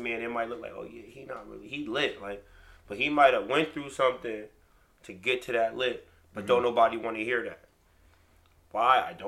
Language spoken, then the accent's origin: English; Newburgh, New York, United States; Born and raised in Newburgh.